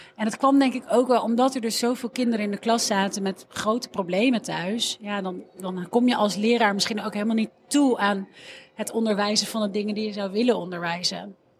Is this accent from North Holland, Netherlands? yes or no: yes; Amsterdam, North Holland, Netherlands; ik ben opgegroeid in Amsterdam Noord en ik zat op school in de Molenwijk